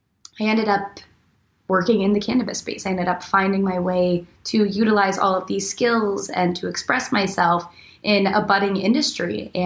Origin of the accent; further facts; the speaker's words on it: Arizona, United States; also born or lived in Buffalo, New York; now in Los Angeles, United States; I grew up, I was born in Buffalo, New York, grew up in Arizona, all around the States